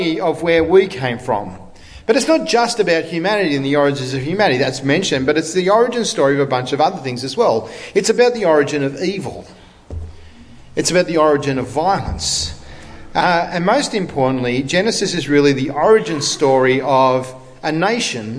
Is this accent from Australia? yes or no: yes; Australia; I'm an Australian because my parents decided to emigrate from England, right, in the 60s, and I was born here